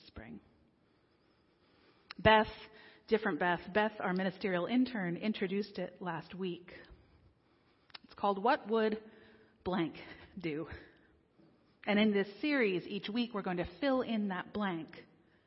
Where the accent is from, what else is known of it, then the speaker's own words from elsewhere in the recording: King of Prussia, Pennsylvania, United States; also born or lived in Delaware County, Pennsylvania / Washington, D.C.; I grew up in King of Prussia nearby